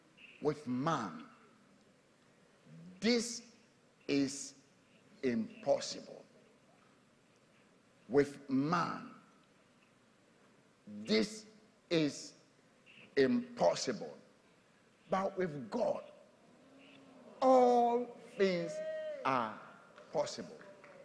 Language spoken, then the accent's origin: English; Tema, Greater Accra, Ghana; Tema, yeah. I'm from Tema.